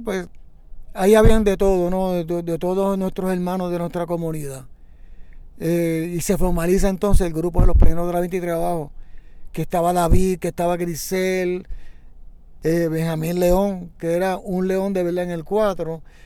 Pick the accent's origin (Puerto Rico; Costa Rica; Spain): Puerto Rico; San Juan; Nací en la parada 22 y media, ¿no? De pequeño, pues llegué a la comunidad de la 23